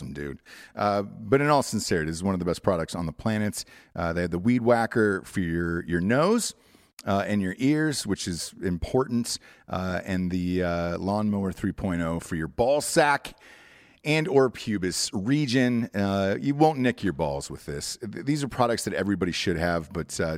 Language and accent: English; Atlanta, Georgia, United States; moved away; also born or lived in California; I'm from Atlanta